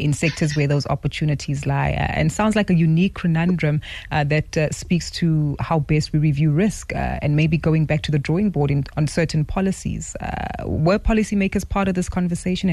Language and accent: English; South Africa; us as South African consumers